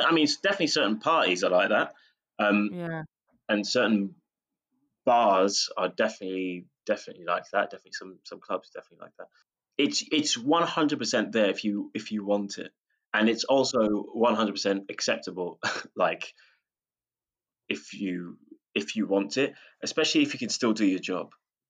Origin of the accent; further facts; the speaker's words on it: United Kingdom; we're British, so there is that.